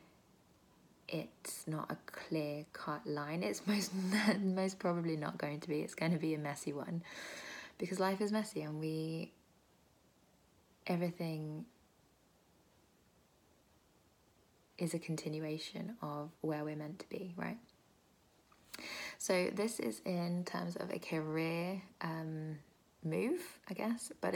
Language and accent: English; United Kingdom; I am British, Indian, Bengali